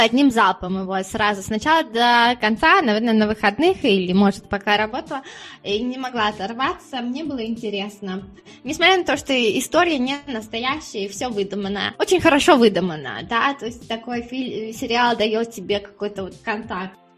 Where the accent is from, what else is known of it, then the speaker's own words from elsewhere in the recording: Siberia, Russia; moved away as an adult; also born or lived in Australia / United States; now in Spain; я из Сибири, мы все время, когда мороз, мы сидели дома